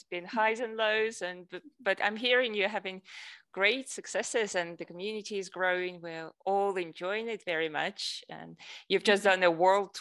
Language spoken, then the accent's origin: English; Russia; moved away as an adult; also born or lived in United States / Germany; I'm originally from Russia. I moved to the US when I was 15 to do a year at high school. Then I came back.